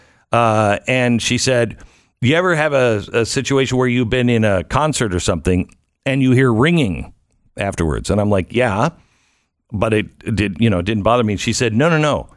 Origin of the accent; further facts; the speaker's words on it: Seattle, Washington, United States; I grew up in Seattle